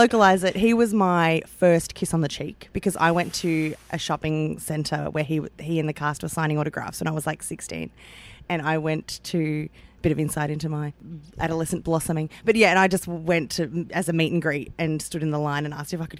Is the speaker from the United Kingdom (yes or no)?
no; Australia; born or raised there; also born or lived in Melbourne, Australia